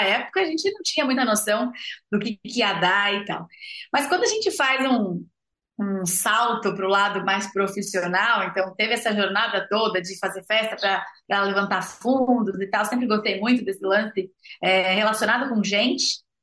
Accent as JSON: {"language": "Portuguese", "region": "São Paulo", "country": "Brazil", "tie": "born or raised there", "also_born_or_lived": "Botucatu", "moved": "as an adult", "said": "eu sou uma zootecnista nascida e criada em São Paulo, capital"}